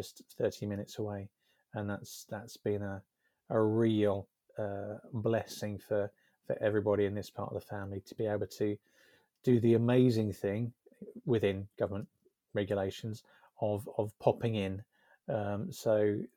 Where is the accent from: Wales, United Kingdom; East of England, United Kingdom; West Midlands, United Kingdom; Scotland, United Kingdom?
East of England, United Kingdom; Essex; moved away as an adult; now in Devon, United Kingdom; I was brought up in Essex